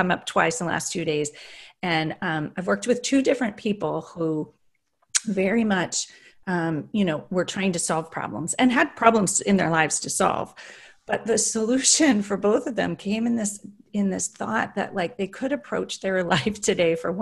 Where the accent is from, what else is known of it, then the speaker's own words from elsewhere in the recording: Berkeley, California, United States; I grew up in Berkeley